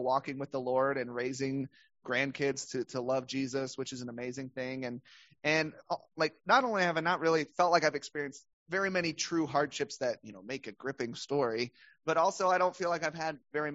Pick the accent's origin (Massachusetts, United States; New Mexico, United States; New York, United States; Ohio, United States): Ohio, United States; Cincinnati; also born or lived in Jackson, Tennessee; I do consider Cincinnati kind of as my hometown. But I was actually born in Tennessee